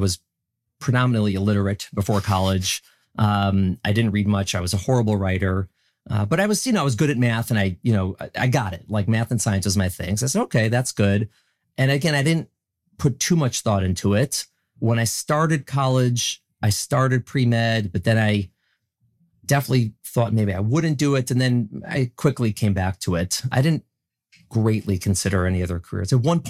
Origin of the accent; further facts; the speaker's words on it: Midwest, United States; And I'm from the Midwest. I'm a nice guy.